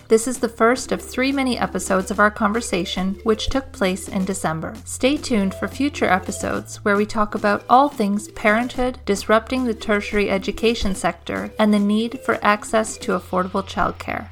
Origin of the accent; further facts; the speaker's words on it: Canada; also born or lived in Australia; as a Canadian